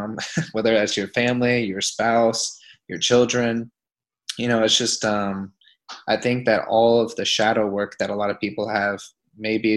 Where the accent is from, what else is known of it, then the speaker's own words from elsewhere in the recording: Pensacola, Florida, United States; moved away; I'm back in my hometown where I'm based out of Pensacola, Florida right now.